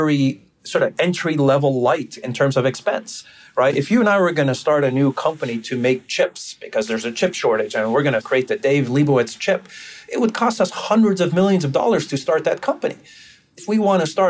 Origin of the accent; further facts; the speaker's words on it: Brazil; moved away; I grew up in Brazil